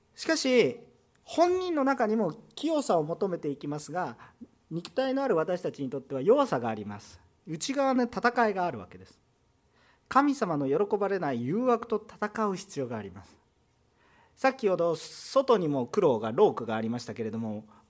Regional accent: Kansai, Japan; accent: Kansai dialect; 関西弁出てくると本音が出てきてる

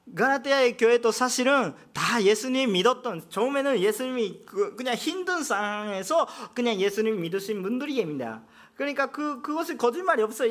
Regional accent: Japan; Korean is a second language; 나도 일본 사람인데

